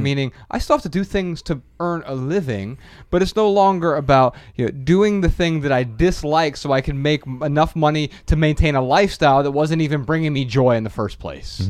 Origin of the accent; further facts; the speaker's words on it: Dayton, Ohio, United States; I'm from Dayton, Ohio.